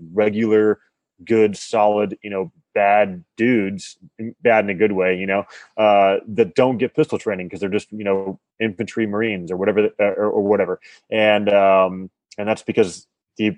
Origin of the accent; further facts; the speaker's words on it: Colorado, United States; I grew up in Colorado